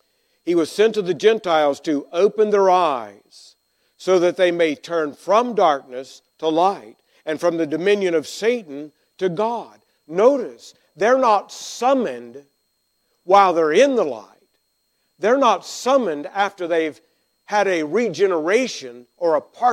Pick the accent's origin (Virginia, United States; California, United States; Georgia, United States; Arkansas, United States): Arkansas, United States; I grew up in Arkansas, and we were grammatically ahead